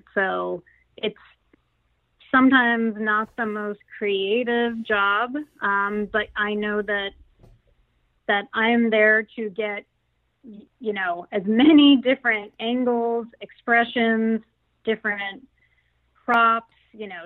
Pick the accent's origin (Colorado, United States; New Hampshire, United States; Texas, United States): Texas, United States; Houston; I grew up in Houston, Texas